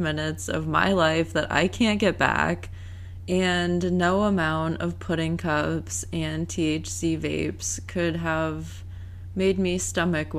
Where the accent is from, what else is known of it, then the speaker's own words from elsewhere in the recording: Massachusetts, United States; I'm from Massachusetts